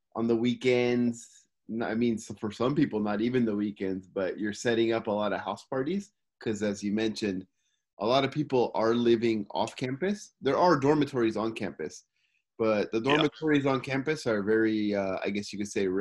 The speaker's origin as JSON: {"language": "English", "town": "Simi Valley", "region": "California", "country": "United States", "moved": "yes", "lives_now": "Tokyo, Japan", "said": "I'm from Simi Valley, California, and I'm living in Tokyo, Japan."}